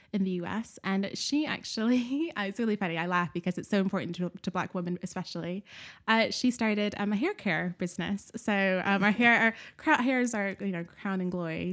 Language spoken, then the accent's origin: English; Nashville, Tennessee, United States; moved away; I was born and raised in Nashville, Tennessee